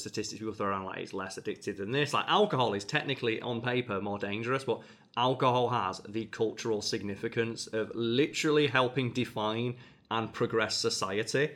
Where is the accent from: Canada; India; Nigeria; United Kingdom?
United Kingdom; England; as an English person